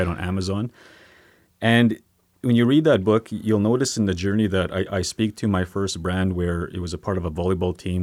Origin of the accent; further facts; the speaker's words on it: Sweetgrass First Nation, Saskatchewan, Canada; now in Saskatoon, Canada; I'm from Sweetgrass First Nation. I, um, currently live in Saskatoon